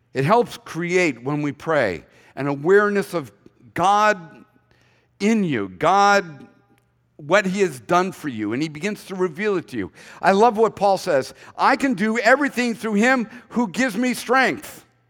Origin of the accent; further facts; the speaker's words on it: Boston, Massachusetts, United States; I'm from Boston